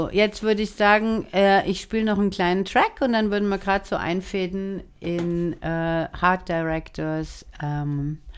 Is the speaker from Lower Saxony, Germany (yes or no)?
no; Frankfurt am Main, Hesse, Germany; wir sind zusammen aufgewachsen in Frankfurt am Main.